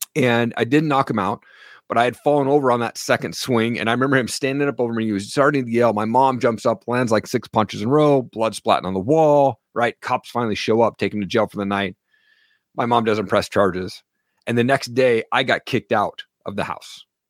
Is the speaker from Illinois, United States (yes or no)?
no; Eastern Washington, United States; now in Coeur d'Alene, United States; I grew up in Eastern Washington, what I thought was a typical household